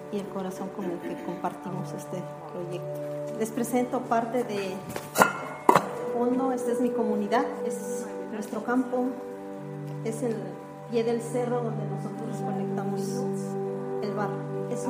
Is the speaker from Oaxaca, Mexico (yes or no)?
yes; Oaxaca, Mexico; yo soy mexicana de Oaxaca.